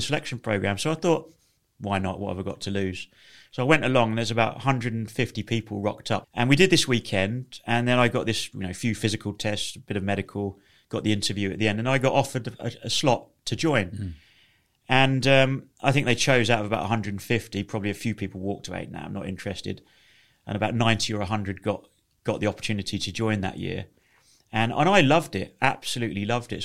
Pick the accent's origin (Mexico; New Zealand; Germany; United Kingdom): United Kingdom; Leighton Buzzard, East of England; I grew up in a small town in uh, Leighton Buzzard in Bedfordshire